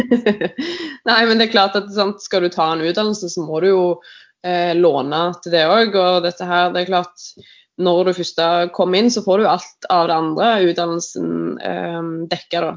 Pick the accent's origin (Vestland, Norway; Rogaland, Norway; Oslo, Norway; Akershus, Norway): Rogaland, Norway; now in Asker, Norway; Jeg er opprinnelig fra Rogaland, men bor nå i Asker